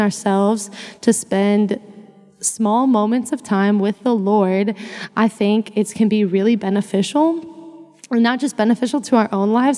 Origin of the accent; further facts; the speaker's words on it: Missouri, United States; moved away as an adult; now in Fort Worth, United States; I grew up in Missouri